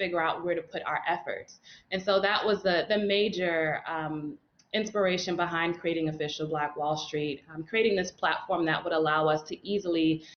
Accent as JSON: {"language": "English", "town": "New York City", "region": "New York", "country": "United States", "tie": "born or raised there", "said": "growing up in Brooklyn, New York, my neighborhood went through so many changes"}